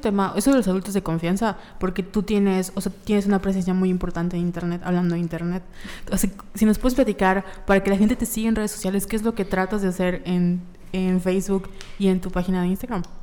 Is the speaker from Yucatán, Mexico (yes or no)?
yes; Yucatán, Mexico; nosotros como sociedad yucateca